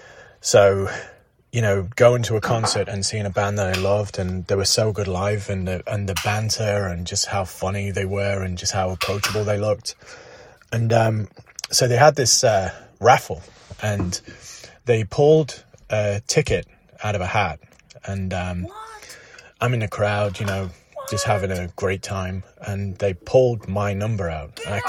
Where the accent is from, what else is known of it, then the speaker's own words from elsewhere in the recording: England, United Kingdom; also born or lived in Derby; So I grew up in England, and when I was 16, I moved to a little town near Derby, aka Derby.